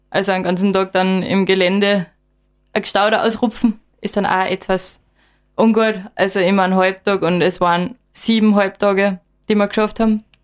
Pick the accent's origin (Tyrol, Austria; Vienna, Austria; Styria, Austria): Styria, Austria; Admont; und bin eben aufgewachsen in Atmund und gehe seit ich klar bin immer auf die Berge im Gesäuse.